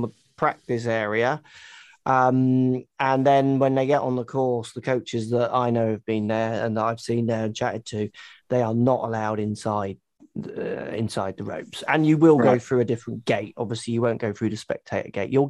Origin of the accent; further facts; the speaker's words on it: England, United Kingdom; moved away; as an English person